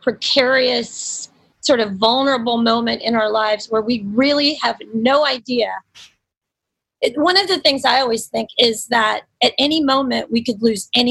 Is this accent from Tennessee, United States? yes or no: yes; Nashville, Tennessee, United States; moved away; my hometown, Nashville.